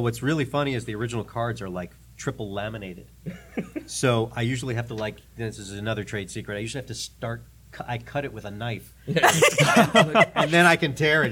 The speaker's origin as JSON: {"language": "English", "town": "New York City", "region": "New York", "country": "United States", "tie": "born or raised there", "moved": "as an adult", "lives_now": "Nashville, United States", "said": "I grew up in New York City"}